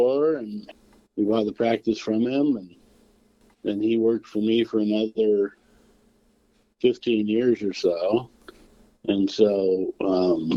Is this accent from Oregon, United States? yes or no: yes; Harney, Oregon, United States; also born or lived in Portland, Oregon; I grew up over around here, just actually about 15 miles south of where I am right now, in a real little farming town called Harney.